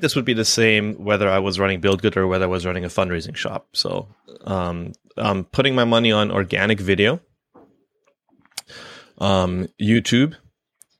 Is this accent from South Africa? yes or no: no; Canada; I'm Canadian.